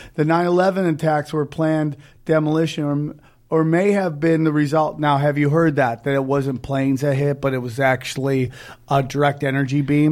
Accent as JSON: {"language": "English", "town": "Cortland", "country": "United States", "tie": "born or raised there", "said": "my hometown of Cortland, man, all the manufacturing left"}